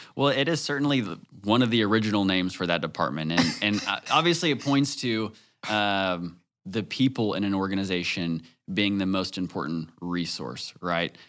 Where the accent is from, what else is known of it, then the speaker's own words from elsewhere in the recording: Northwest Arkansas, United States; growing up in Northwest Arkansas, I, I would say I lived a pretty sheltered childhood